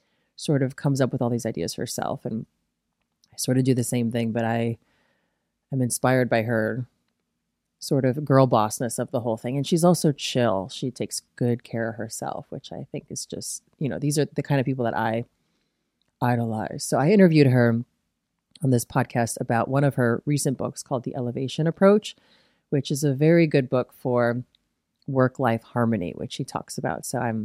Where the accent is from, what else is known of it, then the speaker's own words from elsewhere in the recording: Midwest, United States; And I guess I'm just like from the Midwest, so I'm never going to try to impress somebody with my knowledge.